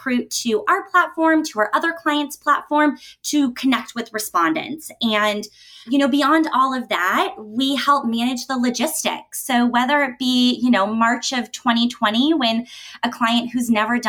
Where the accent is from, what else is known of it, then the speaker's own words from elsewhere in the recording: Denver, Colorado, United States; I was able to work as a client service specialist in my hometown of Denver with the Fieldwork team